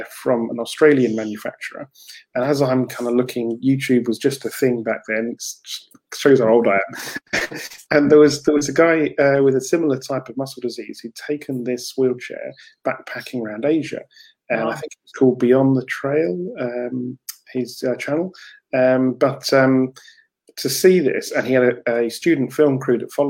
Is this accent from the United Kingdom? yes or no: yes; Canterbury, South East England, United Kingdom; I come from Canterbury in deepest, darkest Kent, just outside London.